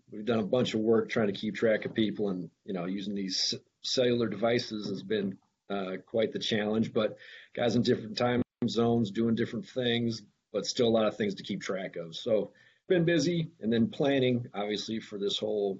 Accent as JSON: {"language": "English", "town": "Akron", "region": "Iowa", "country": "United States", "tie": "born or raised there", "moved": "yes", "said": "I grew up in Iowa, small farm town in Iowa, Northwest Iowa, Akron, Iowa"}